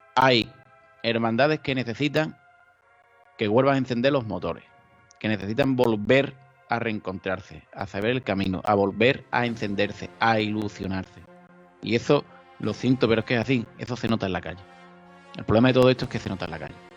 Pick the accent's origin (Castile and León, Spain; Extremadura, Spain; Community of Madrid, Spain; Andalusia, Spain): Andalusia, Spain; Chiclana de la Frontera; yo soy de Chiclana